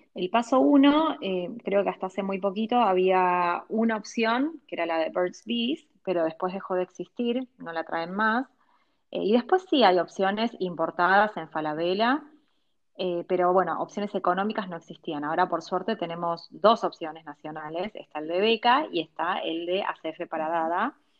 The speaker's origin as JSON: {"language": "Spanish", "country": "Argentina", "tie": "born or raised there", "also_born_or_lived": "Los Angeles, United States", "said": "yo nací acá, crecí acá"}